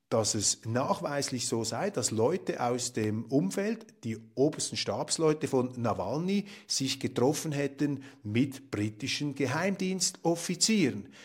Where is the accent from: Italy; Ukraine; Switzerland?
Switzerland; als Schweizer, die wir es uns gewohnt sind, eher in kleinräumigen Verhältnissen zu denken